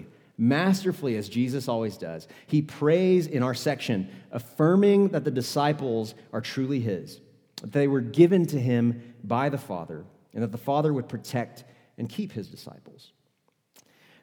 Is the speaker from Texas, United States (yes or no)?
yes; Houston, Texas, United States; moved away as an adult; also born or lived in Dallas-Fort Worth, Texas; now in Utah, United States; I was born and raised in Houston, Texas